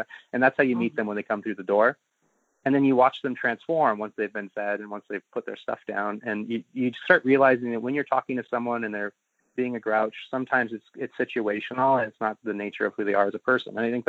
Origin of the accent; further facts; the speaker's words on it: Sololá, Guatemala; I grew up on Lake Atitlan. It's this beautiful lake with three volcanoes around it up in the Mayan Highlands of Guatemala. My parents are both Americans. They're like hippie expats.